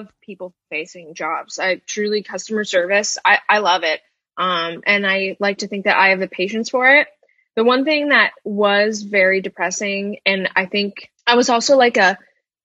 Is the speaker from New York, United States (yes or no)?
yes; Albany, New York, United States; moved away as an adult; now in New York City, United States; I'm from Albany.